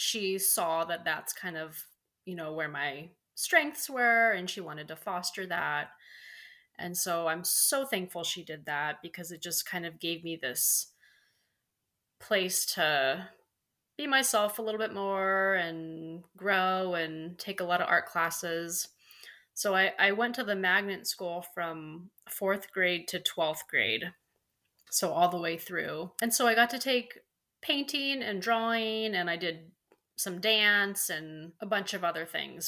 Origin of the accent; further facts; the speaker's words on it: San Diego, California, United States; also born or lived in Maryland / Colorado; So I, I grew up in San mm. Diego